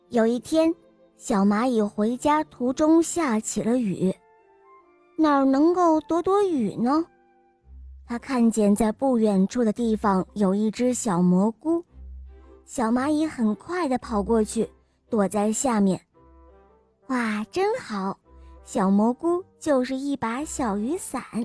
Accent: Jiangsu, China; 今年八岁了。我来自江苏

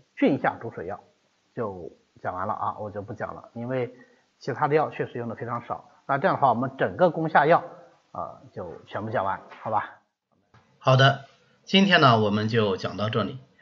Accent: China; 这是我们中国人那个表达习惯

